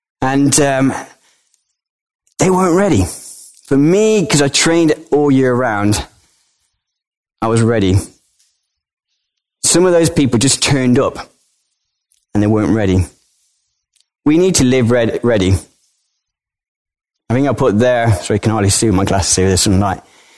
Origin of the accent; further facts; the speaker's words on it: Colombia; born there; I was born in Colombia, South America, to British parents.